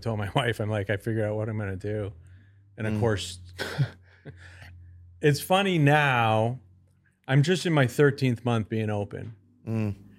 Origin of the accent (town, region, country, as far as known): Connecticut, United States